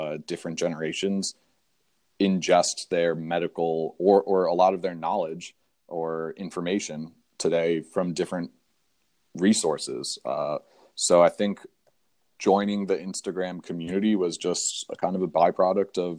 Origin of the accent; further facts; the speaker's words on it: New Jersey, United States; moved away as an adult; also born or lived in Binghamton, New York / Brooklyn, New York; now in Philadelphia, United States; I'm originally from Jersey. My family's actually from South Africa, though